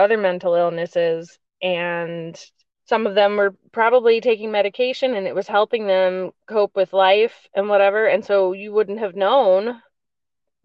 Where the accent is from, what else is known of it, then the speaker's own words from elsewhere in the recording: Virginia, United States; moved away as an adult; also born or lived in Ohio / Michigan / Utah; now in North Carolina, United States; I grew up in Virginia